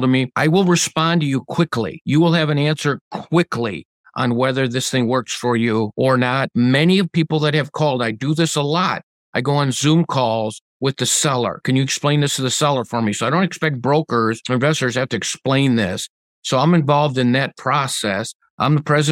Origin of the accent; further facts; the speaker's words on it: Redford Township, Michigan, United States; here in my hometown of Redford Township, Michigan.